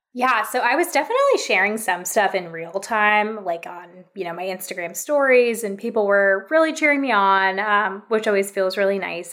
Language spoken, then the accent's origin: English; California, United States; moved away as an adult; I'm actually from California